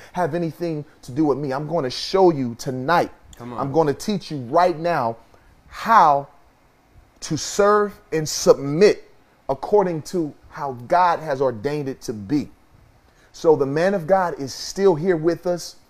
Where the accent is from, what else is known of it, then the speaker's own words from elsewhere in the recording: Kansas City, United States; moved away; my hometown in Kansas City